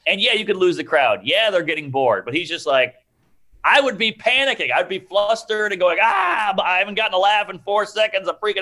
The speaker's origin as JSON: {"language": "English", "town": "New Orleans", "region": "Louisiana", "country": "United States", "tie": "born or raised there", "said": "I grew up in New Orleans in the heart of the city"}